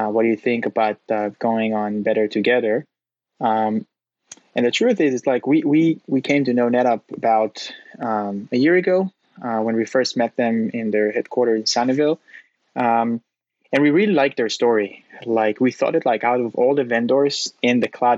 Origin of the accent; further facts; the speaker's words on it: Tel Aviv, Tel Aviv District, Israel; moved away as an adult; now in San Francisco, United States; I'm originally from Israel, from Tel Aviv